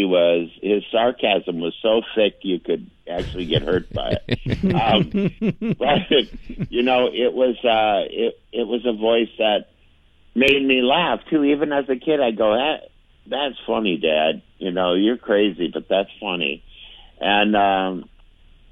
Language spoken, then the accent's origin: English; St. Paul, Minnesota, United States; I grew up in St. Paul